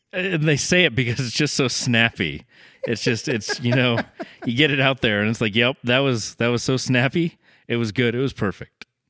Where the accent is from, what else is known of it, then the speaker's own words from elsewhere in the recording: Massachusetts, United States; moved away; also born or lived in Portland, Oregon; where I grew up in Massachusetts